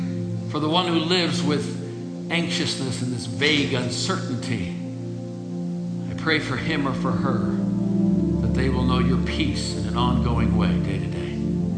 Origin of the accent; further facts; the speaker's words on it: Illinois, United States; Where are you from? I said, I'm from Illinois.